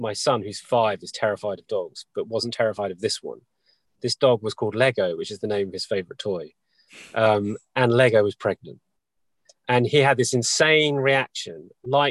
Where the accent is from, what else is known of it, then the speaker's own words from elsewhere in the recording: New Forest, South East England, United Kingdom; I've always wanted to live where I live in the West because I was born in the New Forest